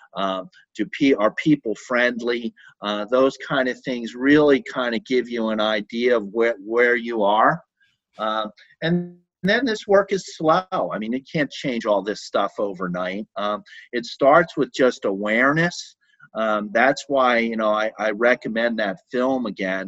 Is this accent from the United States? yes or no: yes; Philadelphia, Pennsylvania, United States; moved away; I grew up in Philadelphia